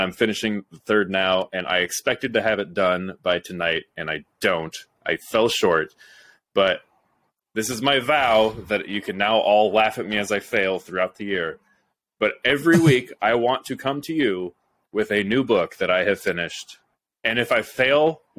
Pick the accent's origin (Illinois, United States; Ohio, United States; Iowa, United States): Illinois, United States; Roseville; my hometown